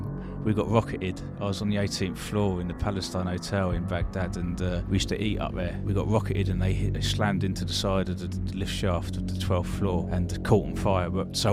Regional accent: Eastbourne, South East England, United Kingdom; So I'm originally from Eastbourne, which is, for lots of people don't really know where Eastbourne is, but it's just along the coast from Brighton, not far, half an hour from Brighton.

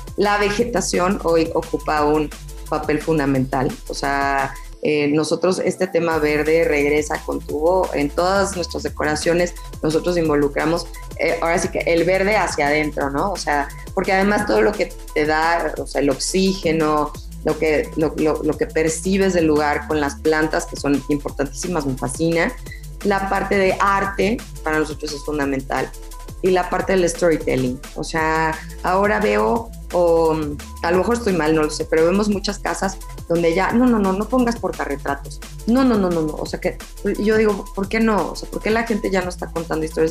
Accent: Mexico; a nosotros como mexicanos

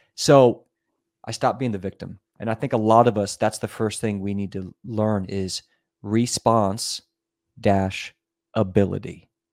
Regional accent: Virginia, United States; moved away; also born or lived in California / New York / Miami / Germany; I was raised in Virginia, in the middle of nowhere

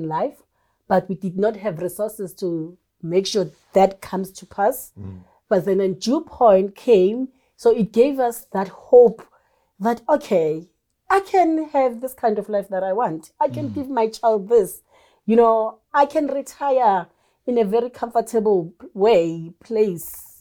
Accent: Soweto, Gauteng, South Africa; also born or lived in KwaZulu-Natal; I was growing up in Soweto with this kind of culture

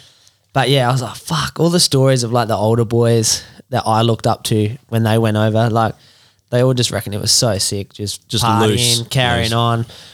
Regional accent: England, United Kingdom; now in Australia; I grew up in England

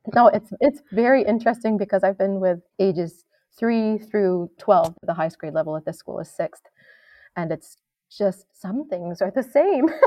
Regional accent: New York, United States; I grew up in New York State

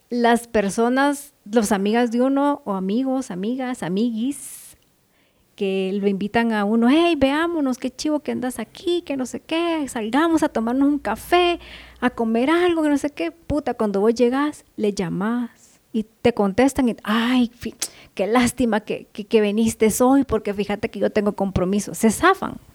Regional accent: Guatemala; es que es que es muy diferente tu vida en la ciudad que un pueblo chapín

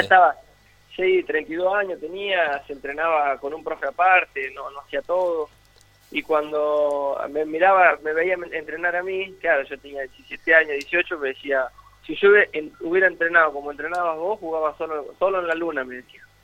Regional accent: La Pampa, Argentina; moved away; also born or lived in Italy

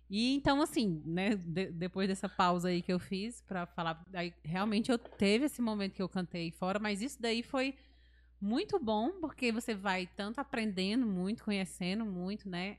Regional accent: Ceará, Brazil; moved away; eu amo o Ceará

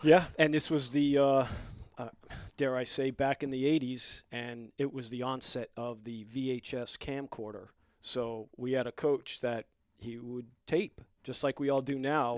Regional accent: Long Island, New York, United States; also born or lived in Bronx, New York; I was born and raised in the Bronx and grew up on Long Island

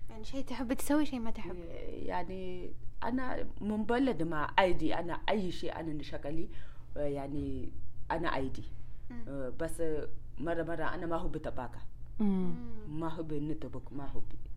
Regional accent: Niger; والله انا من النيجر انا نسوي تجاري

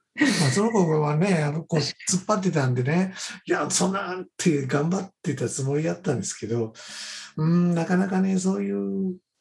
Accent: Kohoku area, northern Shiga Prefecture, Japan; also born or lived in Ryuo, Shiga; 私はもともと出身は滋賀県の北の方、あの湖北地方の出身になります

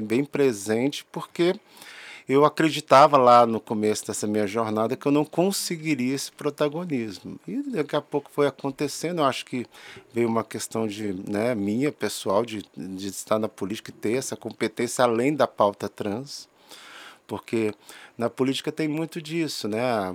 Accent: Brasília, Federal District, Brazil; sou brasiliense

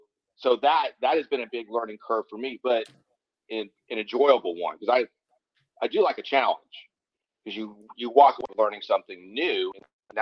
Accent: Lakewood, New Jersey, United States; born there; now in California, United States; I've been in California for over 30 years, but I was born in Lakewood, New Jersey.

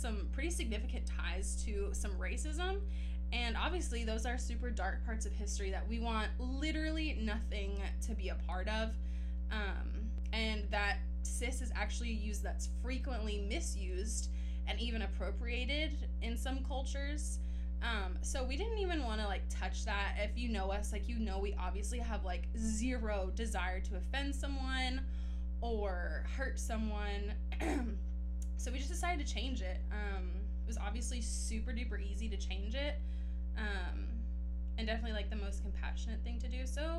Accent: Clearwater, Florida, United States; I grew up in Clearwater, Florida.

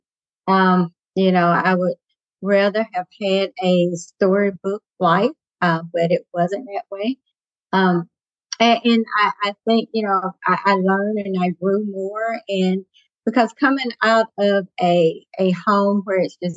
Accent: Burnt Corn, Alabama, United States; I was raised and born in Burntcorn, Alabama

